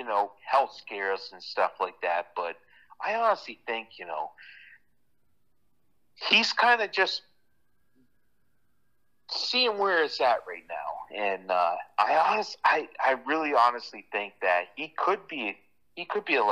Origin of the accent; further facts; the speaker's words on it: Connecticut, United States; I'm from Connecticut